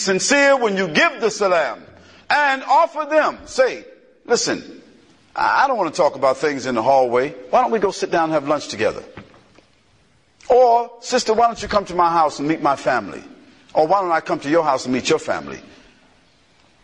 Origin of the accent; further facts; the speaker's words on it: United States; I'm definitely American